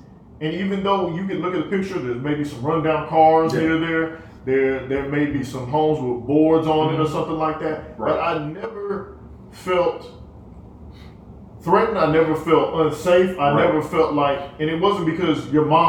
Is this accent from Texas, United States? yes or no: yes; Killeen, Texas, United States; we're from Killeen